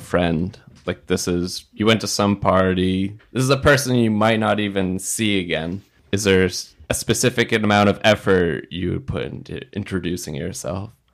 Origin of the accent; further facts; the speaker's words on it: United States; I was born in America. I have some family still in Palestine